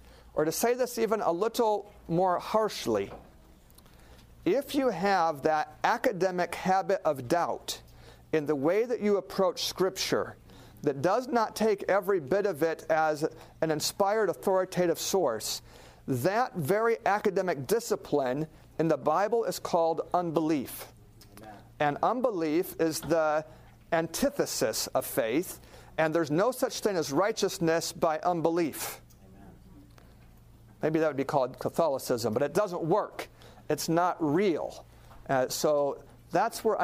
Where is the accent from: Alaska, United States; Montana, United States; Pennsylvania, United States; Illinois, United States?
Alaska, United States; I grew up in Alaska watching a lot of TV